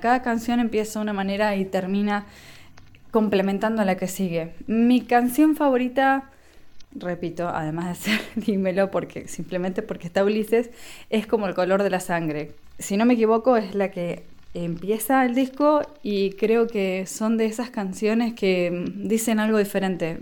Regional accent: Argentina

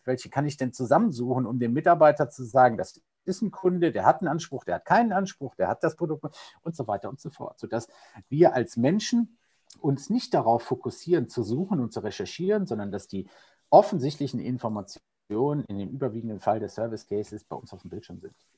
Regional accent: Cologne, North Rhine-Westphalia, Germany; ich bin äh, Kölner äh, mit Herz und Leidenschaft

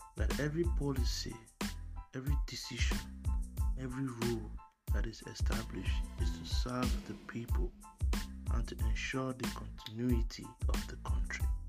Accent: Nigeria

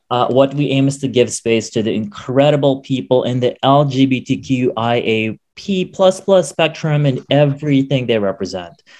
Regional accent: Quezon City, Metro Manila, Philippines; wala akong mailagay kundi Metro Manila Quezon City kasi wala talaga akong probinsya although my parents do have their own provinces where they came from

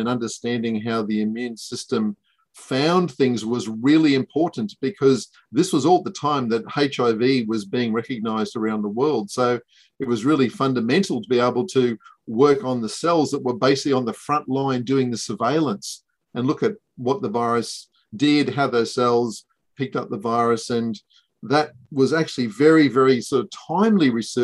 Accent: Ayr, Queensland, Australia; moved away as an adult; also born or lived in Brisbane; I grew up in Ayr in North Queensland and then came down to UQ to do dentistry

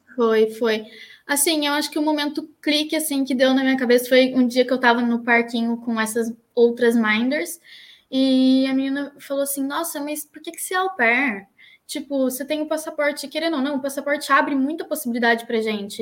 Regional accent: Taubaté, São Paulo, Brazil; moved away as an adult; now in Dún Laoghaire, Ireland; eu sou de Taubaté, uma cidade de, do estado de São Paulo, bem famosinha até.

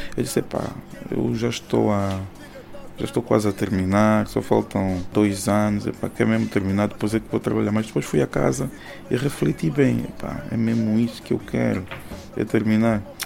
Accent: Soyo, Zaire, Angola; also born or lived in Luanda, Angola; sou natural do Soio, tenho 36 anos

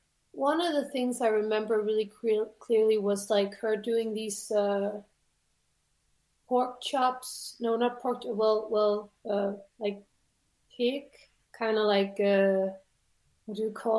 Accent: Denmark; Well, I grew up in a suburb to a town, like 2 hours away from Copenh

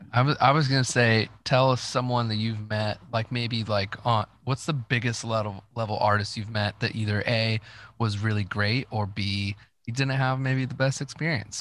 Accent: Dayton, Ohio, United States; I grew up in Dayton, Ohio

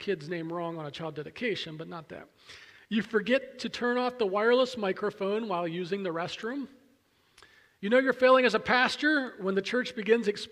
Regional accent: Pennsylvania, United States; moved away; I grew up near Williamsport, about an hour and a half or so from the Little League Mecca of the world

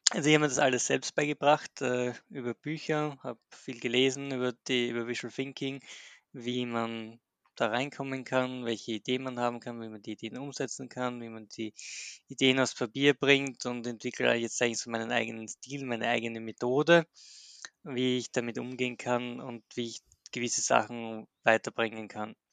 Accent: Graz, Styria, Austria; bin aus Österreich, aus Graz.

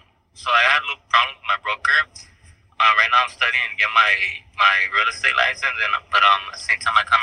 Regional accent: Los Angeles, California, United States; I'm from Los Angeles.

